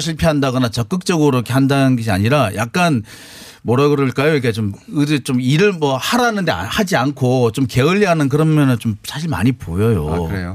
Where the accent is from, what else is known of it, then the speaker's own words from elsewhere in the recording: Busan, South Korea; 제가 부산 출신이고 제 가족들 다 부산, 경남, 대구, 경북 다 사세요.